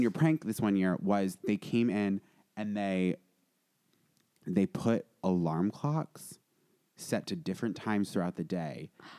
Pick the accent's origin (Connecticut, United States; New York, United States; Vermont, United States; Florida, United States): Vermont, United States; moved away; I grew up in Vermont. I grew up in, like, an objectively beautiful part of America.